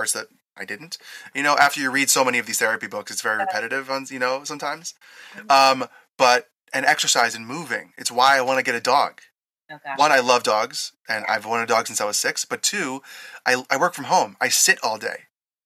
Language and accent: English; East Coast, United States; moved away as an adult; now in Las Vegas, United States; growing up on the East Coast